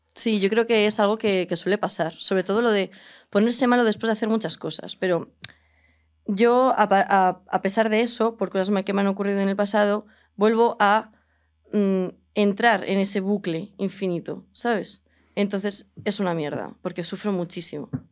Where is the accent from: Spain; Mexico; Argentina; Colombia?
Spain; Palencia, Castile and León; moved away; yo soy de Palencia con P